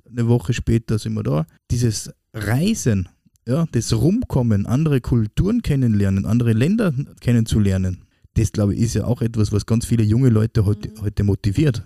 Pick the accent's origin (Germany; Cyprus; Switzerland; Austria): Austria; als Österreicher